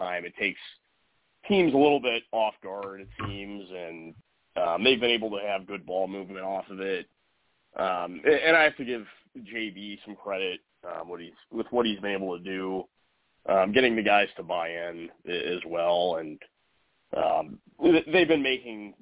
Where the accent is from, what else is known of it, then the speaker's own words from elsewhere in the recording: Cleveland, Ohio, United States; I'm from Cleveland